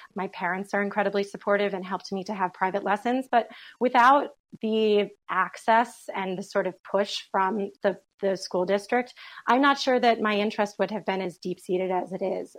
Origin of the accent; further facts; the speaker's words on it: United States; being an American